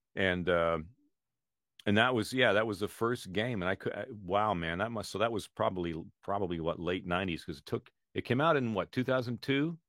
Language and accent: English; Canada; now in United States; I was born in Canada.